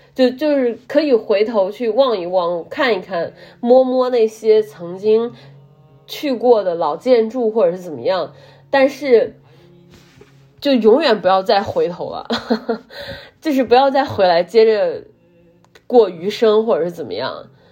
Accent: Zhumadian, Henan, China; now in Zhengzhou, China; 作为一个河南人， 作为一个在郑州也生活了一段时间的河南人， 我是土生土长的河南人， 而且我是来自

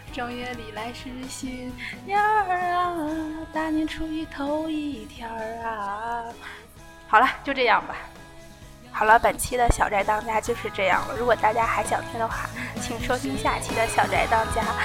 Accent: Liaoning, China; 我是东北辽宁人

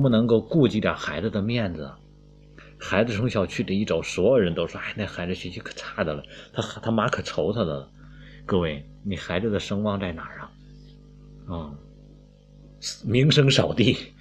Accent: China; 我们都是中国人

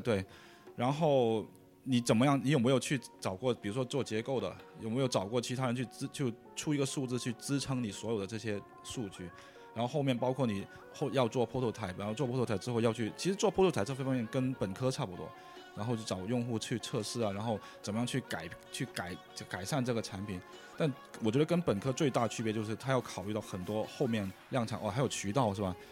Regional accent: Guangdong, China; Chinese is a second language; 广东人，所以英，那个普通话不是太好

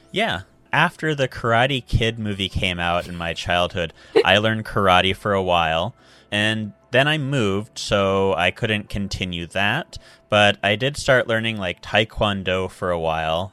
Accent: United States; moved away as an adult; also born or lived in Seattle / China; now in Japan; I grew up in a really small town in America

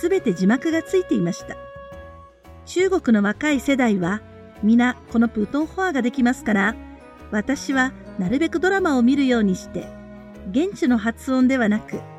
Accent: Chiba, Japan; moved away as an adult; also born or lived in Wuhan, China; now in China; 千葉市出身なので問題ないだろうと思ったのが大間違い。

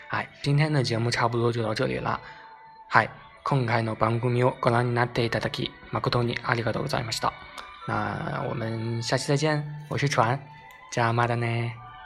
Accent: China; 经过我国啊

